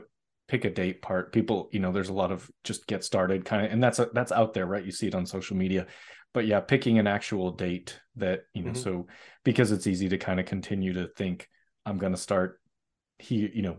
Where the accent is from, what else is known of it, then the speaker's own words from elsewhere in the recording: Boston, Massachusetts, United States; mostly in large part because I'm originally from Boston, and I wasn't a distance runner.